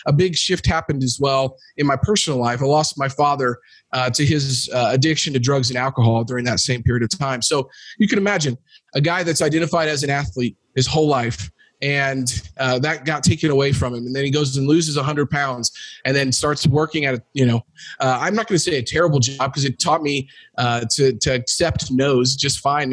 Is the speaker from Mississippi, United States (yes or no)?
no; Jefferson City, Missouri, United States; I grew up in Jefferson City, Missouri, which is the capital of Missouri.